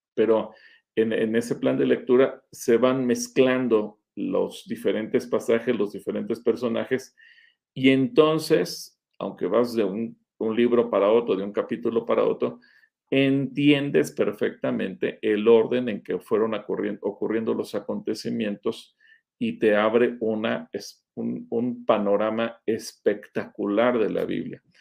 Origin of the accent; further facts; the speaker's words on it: Mexico; somos mexicanos